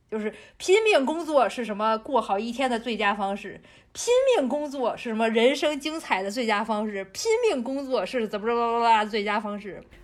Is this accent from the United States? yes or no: no; China; 我们中国人